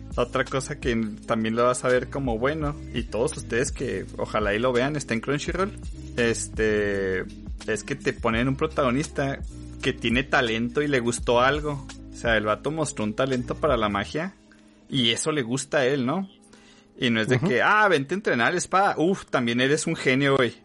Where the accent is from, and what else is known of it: Chihuahua, Mexico